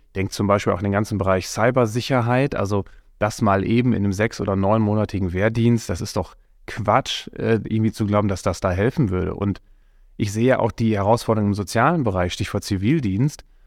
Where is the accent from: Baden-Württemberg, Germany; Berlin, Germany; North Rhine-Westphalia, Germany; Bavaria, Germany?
North Rhine-Westphalia, Germany; Coesfeld; ich komme aus Coesfeld, mitten im Münsterland, bin da geboren und aufgewachsen